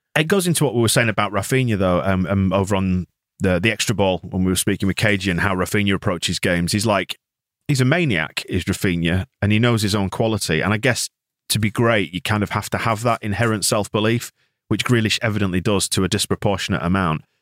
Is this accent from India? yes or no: no; England, United Kingdom